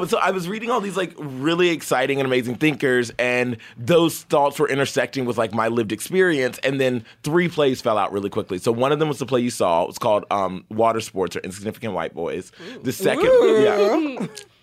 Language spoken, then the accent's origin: English; the South, United States; I grew up in the South